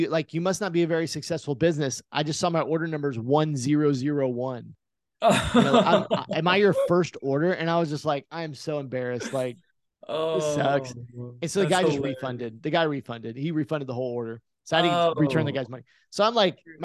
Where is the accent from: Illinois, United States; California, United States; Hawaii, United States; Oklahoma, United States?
Oklahoma, United States; born or raised there